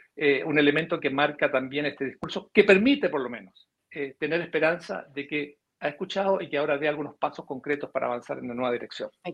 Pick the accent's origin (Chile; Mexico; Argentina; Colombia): Chile; nosotros como chilenos